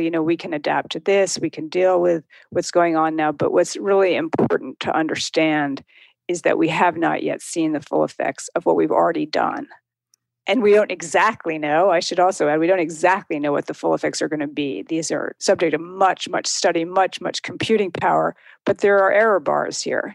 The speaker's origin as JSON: {"language": "English", "region": "outside New York City", "country": "United States", "tie": "born or raised there", "moved": "as an adult", "lives_now": "Williamstown, United States", "said": "I grew up outside New York City"}